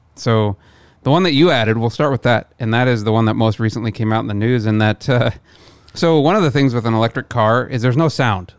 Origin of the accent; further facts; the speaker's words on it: near Omaha, Midwest, United States; moved away; land in Omaha, drive back to my hometown